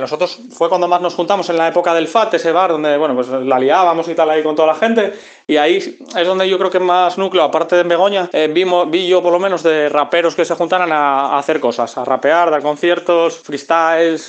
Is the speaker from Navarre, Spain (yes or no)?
no; Gijón, Asturias, Spain; nosotros somos de Gijón